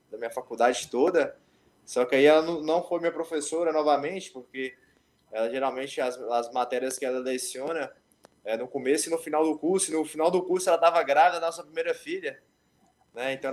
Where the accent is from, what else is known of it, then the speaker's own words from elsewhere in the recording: Montes Claros, Minas Gerais, Brazil; Mas eu sou mineiro de Montes Claros, defendo muito a minha bandeira de Montes Claros aí.